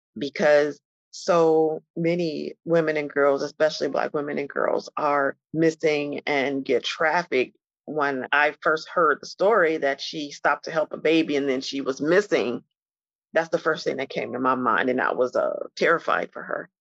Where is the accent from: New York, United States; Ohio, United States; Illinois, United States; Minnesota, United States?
Illinois, United States; Chicago; I'm a Chicagoan